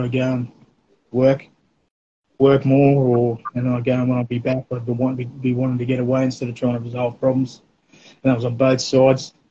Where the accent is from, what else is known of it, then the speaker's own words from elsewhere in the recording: North Stradbroke Island, Queensland, Australia; we eventually moved over there, probably around um, eleven, something like that. So all my teenage years and early uh, adulthood, I spent over there